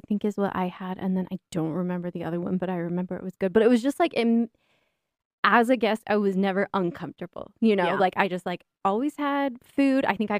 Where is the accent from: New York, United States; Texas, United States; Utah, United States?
Utah, United States; It's confusing to me someone from Utah.